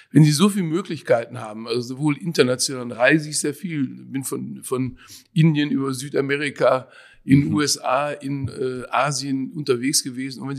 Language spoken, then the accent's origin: German; North Rhine-Westphalia, Germany; ich bin ja im Ruhrgebiet aufgewachsen, also die typische Ruhrgebietsküche könnte man vielleicht sagen.